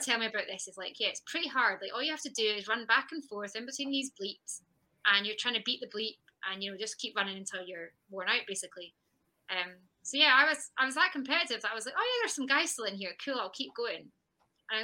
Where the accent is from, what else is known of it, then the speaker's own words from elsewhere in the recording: West Linton, near Peebles, Scotland, United Kingdom; I'm from West London originally